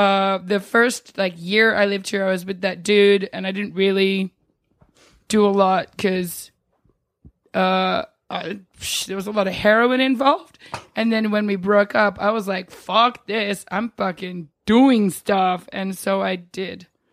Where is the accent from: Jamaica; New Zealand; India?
New Zealand; also born or lived in Australia; now in New York, United States; I was born in New Zealand